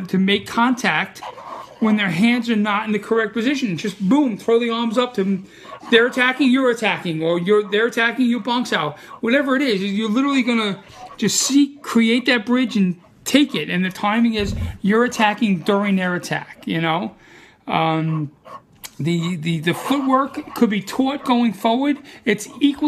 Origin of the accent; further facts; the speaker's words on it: New York City, New York, United States; accent: Brooklyn; I'm from Brooklyn